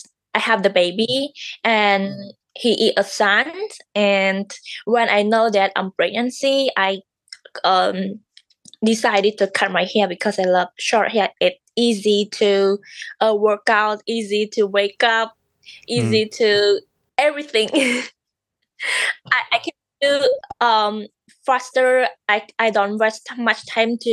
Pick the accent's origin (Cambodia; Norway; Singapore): Cambodia; English is a second language; moved away as an adult; now in California, United States; I'm from Cambodia, and I live here for 6 months.